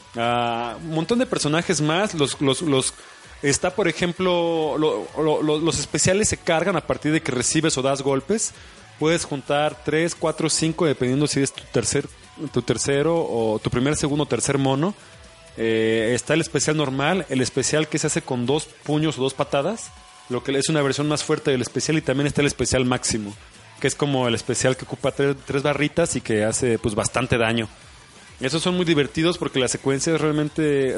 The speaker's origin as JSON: {"language": "Spanish", "country": "Mexico", "said": "es nuestro deber como mexicanos"}